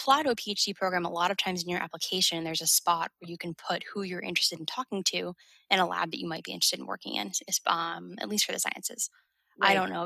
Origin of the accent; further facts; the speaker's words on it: New England, United States; moved away; I'm from New England, so I wanted to be a quick plane ride from home